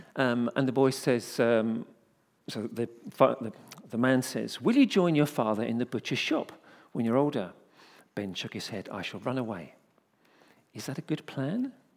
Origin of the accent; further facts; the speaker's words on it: United Kingdom; we're British